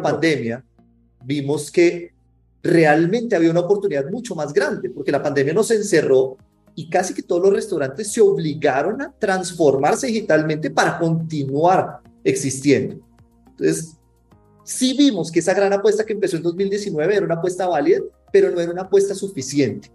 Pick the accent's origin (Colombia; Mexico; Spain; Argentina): Colombia; accent: Colombian; colombiano, como se pueden dar cuenta por el acento.